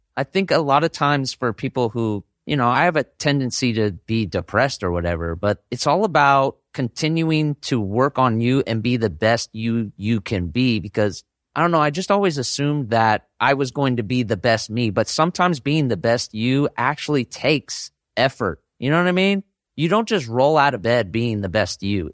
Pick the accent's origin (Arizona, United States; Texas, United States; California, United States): California, United States; Bay Area, Northern; I grew up in Northern California in the Bay Area region